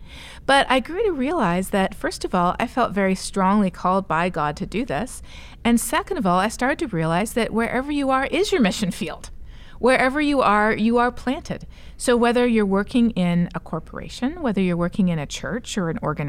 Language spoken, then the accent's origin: English; Colombia; now in Toronto, Canada; Well, I am a missionary kid myself. {S3} Yeah. {S0} So, yes. So growing up in Colombia, it was obvious how people who don't have the resources that we have in rich countries are already much more vulnerable